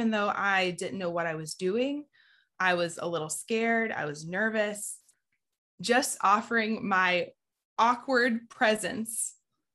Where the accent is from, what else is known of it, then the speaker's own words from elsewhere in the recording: Southeast Georgia, United States; I grew up in Southeast Georgia, where pretty much everybody's evangelical